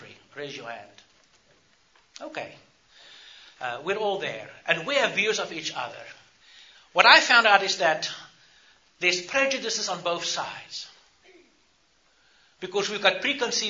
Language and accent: English; South Africa; I grew up in South Africa, apartheid South Africa